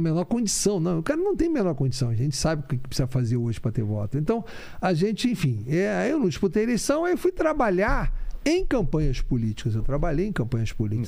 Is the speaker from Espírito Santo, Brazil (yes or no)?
no; Rio de Janeiro, Brazil; nasci no Rio de Janeiro. Meu pai teve muito envolvimento com política